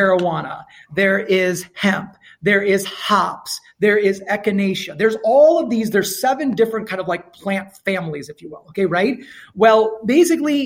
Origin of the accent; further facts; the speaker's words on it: India; I'm Indian